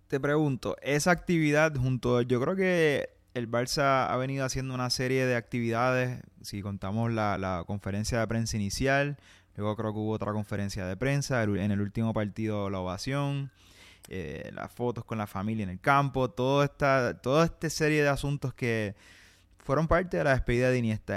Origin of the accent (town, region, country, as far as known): Puerto Rico